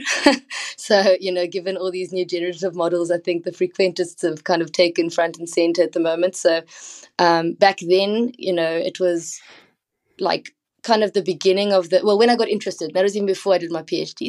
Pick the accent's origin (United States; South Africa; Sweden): South Africa; I come from South Africa